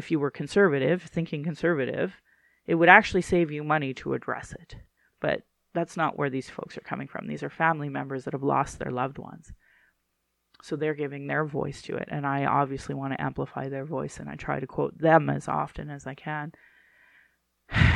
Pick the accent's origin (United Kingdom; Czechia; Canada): Canada; Central Alberta; I grew up in Central Alberta, the home of where they would like burn crosses.